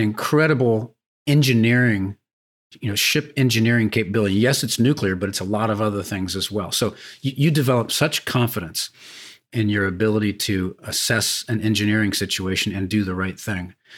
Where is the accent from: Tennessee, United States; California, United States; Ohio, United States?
California, United States; San Diego; I grew up sailing on San Diego Bay